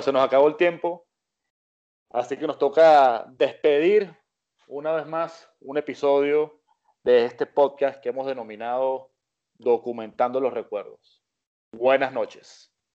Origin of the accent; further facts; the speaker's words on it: Venezuela; cuando éramos niños que estábamos en Venezuela